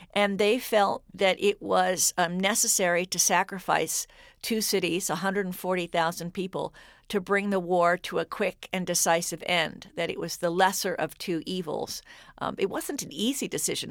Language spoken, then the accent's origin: English; Cambridge, Massachusetts, United States; I grew up in Cambridge during the Vietnam War